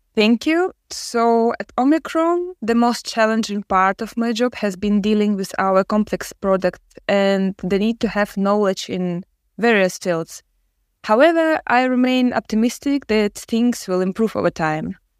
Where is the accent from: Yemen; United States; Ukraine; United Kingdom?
Ukraine; I'm from Ukraine.